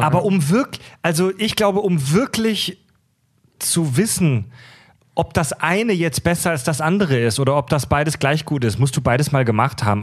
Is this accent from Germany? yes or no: yes; Kieselbronn, Baden-Württemberg, Germany; bei uns in Kieselbronn zu Hause